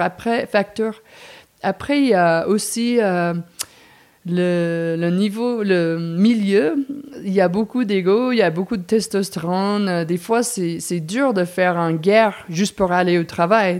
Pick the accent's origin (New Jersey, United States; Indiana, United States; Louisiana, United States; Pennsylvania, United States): New Jersey, United States; Princeton; French is a second language; moved away; also born or lived in New York; je suis née à New York, en pleine ville, et puis je suis grandie à New Jersey, Princeton